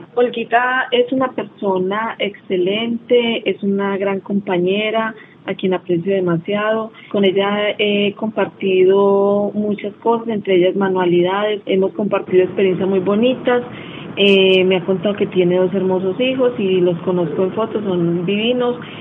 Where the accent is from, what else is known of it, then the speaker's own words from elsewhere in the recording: Concordia, Antioquia, Colombia; moved away; also born or lived in Génova, Quindío; se volvieron a Concordia, que fue donde viví la mayoría de edad